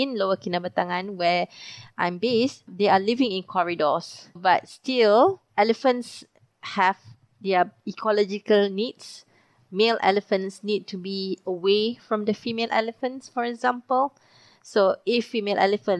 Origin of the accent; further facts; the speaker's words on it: Malaysia; Being a Malaysian